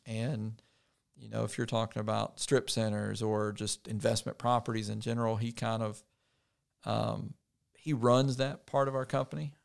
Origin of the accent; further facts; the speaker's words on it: Poinsett County, Arkansas, United States; I grew up in Poinsett County in, uh, Painway